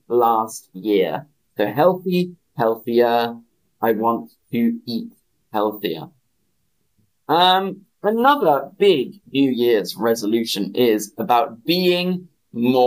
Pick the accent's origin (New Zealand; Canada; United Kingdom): United Kingdom; I'm British